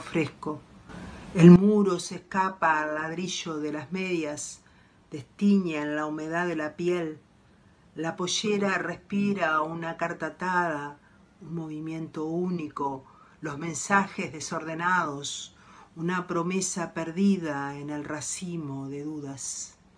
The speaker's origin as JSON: {"language": "Spanish", "region": "Montevideo", "country": "Uruguay", "said": "soy de Montevideo, Uruguay"}